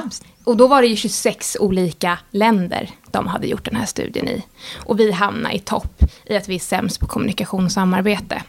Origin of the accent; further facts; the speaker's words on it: Sweden; som svensk